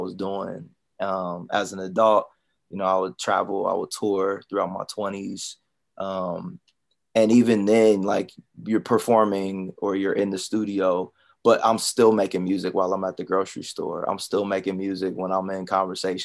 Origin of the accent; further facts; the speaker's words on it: Columbus, Ohio, United States; moved away as an adult; also born or lived in Daytona; I'm from Columbus, Ohio. So I'm from the Midwest